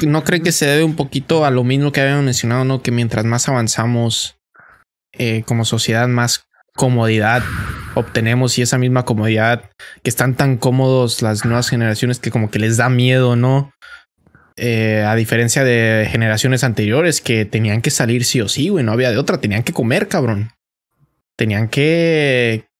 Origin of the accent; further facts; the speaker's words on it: Mexico; now in United States; uno como mexicano